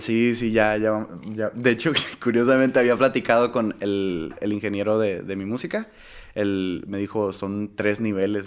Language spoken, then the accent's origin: Spanish; Tijuana, Baja California, Mexico; now in United States; regresar a, mi tierra, que sería Tijuana